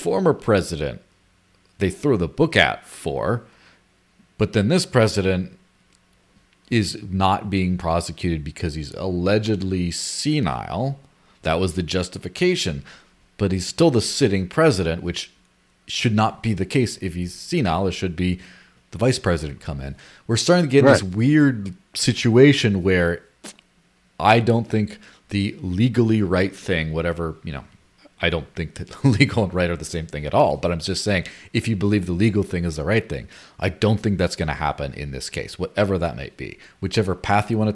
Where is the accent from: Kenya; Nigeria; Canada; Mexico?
Mexico; moved away; my childhood growing up in Mexico